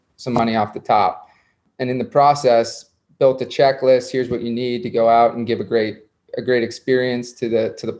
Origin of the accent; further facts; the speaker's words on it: South Florida, United States; I grew up in South Florida